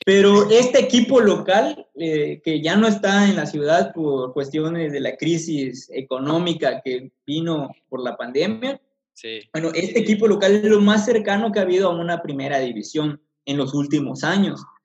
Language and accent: Spanish; Mexico